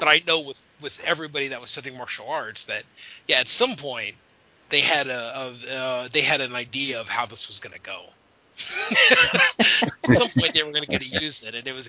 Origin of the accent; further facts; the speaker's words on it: Arizona, United States; moved away; I grew up in Arizona